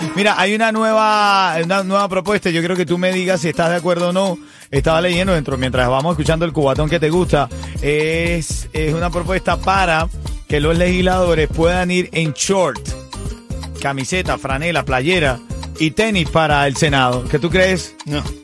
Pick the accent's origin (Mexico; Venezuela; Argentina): Venezuela; now in Miami, United States; En Venezuela, en mi país, en Aragua, en el estado de Aragua